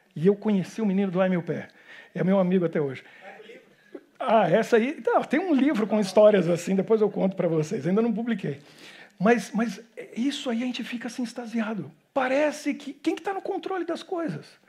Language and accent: Portuguese; Brazil; moved away as an adult; also born or lived in Japan; now in Belgium; como bom brasileiro